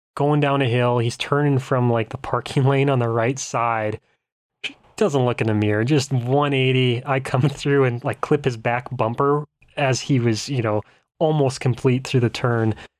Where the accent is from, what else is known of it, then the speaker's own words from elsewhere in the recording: Bismarck, North Dakota, United States; I'm from Bismarck, capital city, middle of state